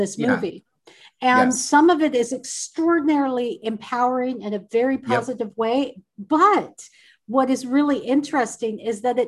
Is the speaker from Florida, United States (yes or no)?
no; Seattle, Washington, United States; I'm from Seattle